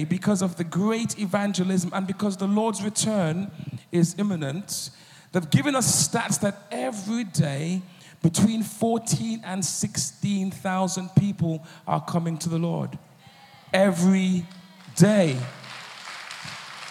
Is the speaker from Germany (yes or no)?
no; United Kingdom; I'm a producer from the United Kingdom.